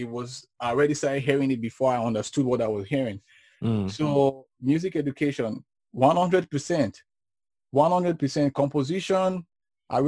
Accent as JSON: {"language": "English", "town": "Benin City", "region": "Edo", "country": "Nigeria", "tie": "born or raised there", "said": "growing up in Benin was fun"}